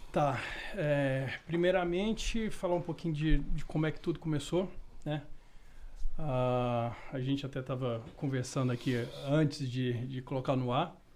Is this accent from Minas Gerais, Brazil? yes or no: yes; Montes Claros, Minas Gerais, Brazil; Não, eu nasci em Minas.